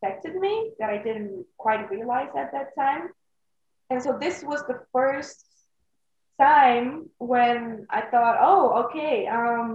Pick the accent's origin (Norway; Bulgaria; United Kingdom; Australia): Bulgaria; moved away as an adult; also born or lived in Netherlands; I am from Bulgaria